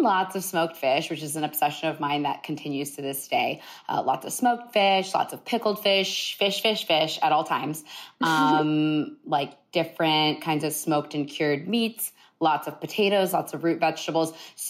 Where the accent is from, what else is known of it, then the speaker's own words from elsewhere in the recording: Columbus, Ohio, United States; growing up in Columbus, Ohio